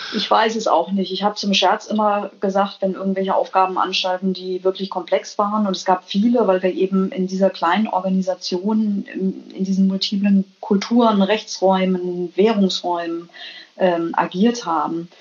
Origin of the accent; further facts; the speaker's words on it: Germany; moved away as an adult; also born or lived in United States; now in Denmark; Mir als Deutsche